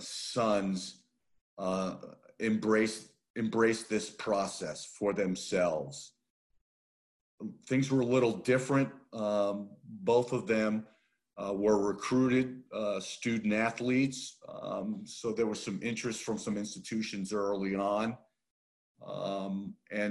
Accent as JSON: {"language": "English", "region": "New Jersey", "country": "United States", "tie": "born or raised there", "also_born_or_lived": "Middlebury, Vermont", "moved": "as an adult", "said": "I grew up in New Jersey"}